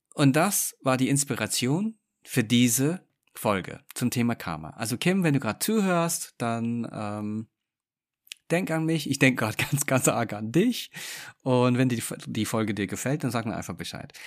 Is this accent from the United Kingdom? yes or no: yes; England, United Kingdom; moved away; ich bin gebürtiger Engländer. Und wir Engländer